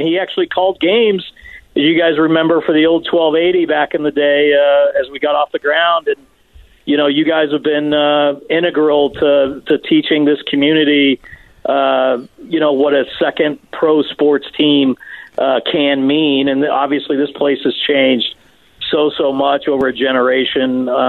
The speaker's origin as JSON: {"language": "English", "town": "Albuquerque", "region": "New Mexico", "country": "United States", "tie": "born or raised there", "also_born_or_lived": "Colorado", "moved": "yes", "lives_now": "Utah, United States", "said": "So I grew up in Albuquerque, but I never actually went to school there."}